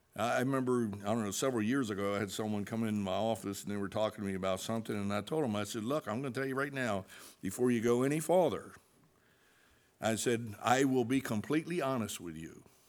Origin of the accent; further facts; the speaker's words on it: New Jersey, United States; we're from New Jersey